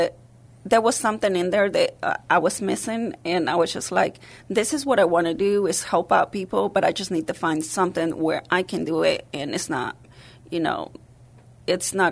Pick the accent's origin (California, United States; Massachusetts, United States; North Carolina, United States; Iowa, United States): North Carolina, United States; English is a second language; moved away as an adult; also born or lived in Mexico; now in San Antonio, United States; I'm from Mexico, but was raised in North Carolina